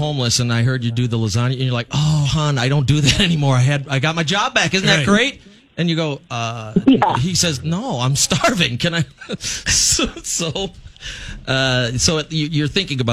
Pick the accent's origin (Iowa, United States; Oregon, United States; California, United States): Iowa, United States; we're from Iowa